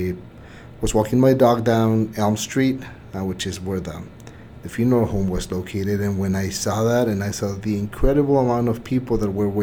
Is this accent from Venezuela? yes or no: no; Mexico; now in El Paso, United States; I'm not originally from El Paso. I was born and raised in Mexico